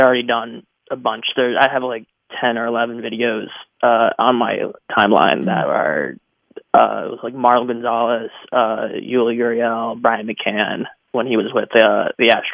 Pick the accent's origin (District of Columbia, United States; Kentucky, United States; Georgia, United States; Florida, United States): Georgia, United States; Atlanta; I'm actually from Atlanta.